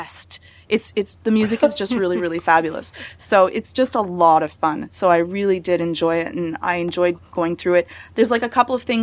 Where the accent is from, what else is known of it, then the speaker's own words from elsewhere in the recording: Canada; I'm really Canadian